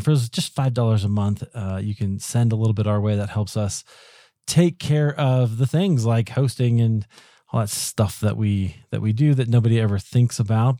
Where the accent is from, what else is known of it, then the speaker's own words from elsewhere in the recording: Iowa, United States; moved away as an adult; now in Colorado, United States; I grew up in Iowa, but I live in, in Colorado now